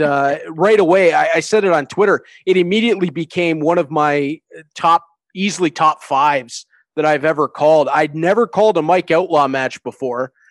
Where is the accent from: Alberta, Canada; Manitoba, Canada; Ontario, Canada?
Ontario, Canada; Hamilton; I get to be the voice of hockey in my hometown